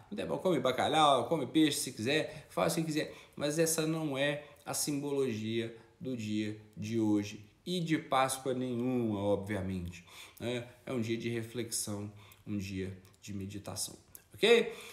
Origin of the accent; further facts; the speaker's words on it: São João del-Rei, Minas Gerais, Brazil; Eu sou de São João del Rei